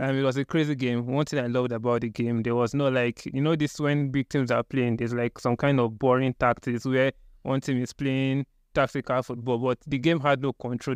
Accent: Nigeria; as a Nigerian fan

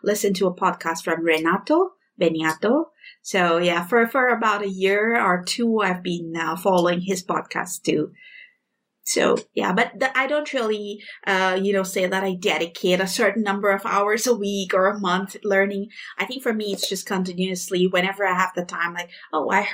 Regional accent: India; moved away; I'm from India

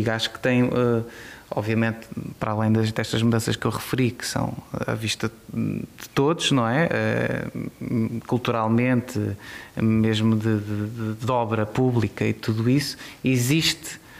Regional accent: Lisbon, Portugal; eu sou de Lisboa e acho Lisboa uma cidade muito bonita

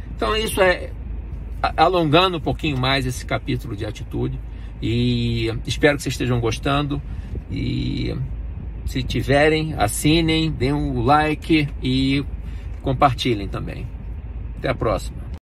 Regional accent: Brazil; moved away as an adult; quando eu saí do Brasil

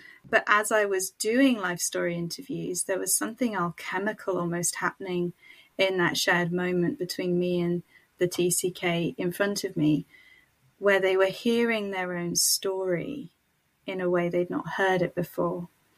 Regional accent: Niger; now in United Kingdom; I grew up in Niger, West Africa, to missionary parents who were British. I am white. And I now live in the UK, in England, in a smallish market town, which I have made my home.

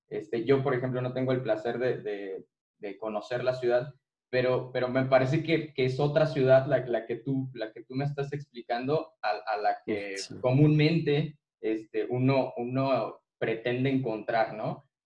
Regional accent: Irapuato, Guanajuato, Mexico; soy, soy de Irapuato

